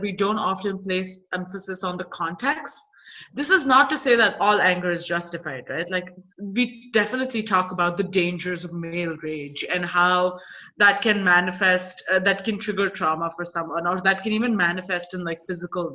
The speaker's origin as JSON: {"language": "English", "country": "India", "moved": "yes", "lives_now": "United States", "said": "as an Indian woman who's in the US right now"}